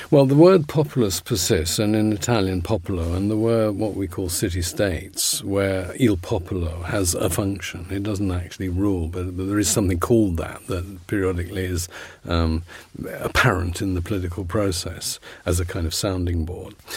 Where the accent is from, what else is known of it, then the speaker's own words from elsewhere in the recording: London, United Kingdom; I come from Putney and the church, Saint Mary's on Putney Bridge, is still there